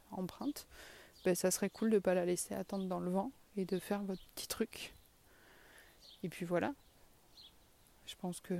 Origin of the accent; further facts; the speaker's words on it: south-west France, France; accent: south-western French; moi et mon accent du sud-ouest, on vous souhaite une bonne journée